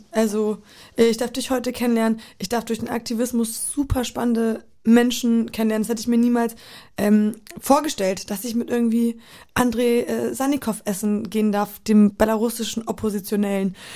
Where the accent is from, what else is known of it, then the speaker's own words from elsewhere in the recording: North Frisia, Schleswig-Holstein, Germany; also born or lived in Poland / Solingen; ich bin so in diesem ganzen Dunstkreis groß geworden in Nordfriesland.